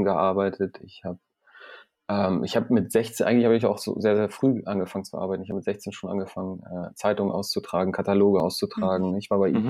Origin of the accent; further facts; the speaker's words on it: Iran; moved away; ich komme ursprünglich aus dem Iran